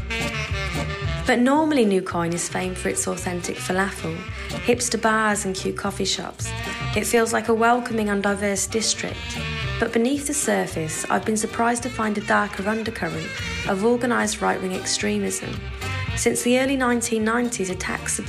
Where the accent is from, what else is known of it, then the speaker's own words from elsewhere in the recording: United Kingdom; now in Berlin, Germany; we British Romani travellers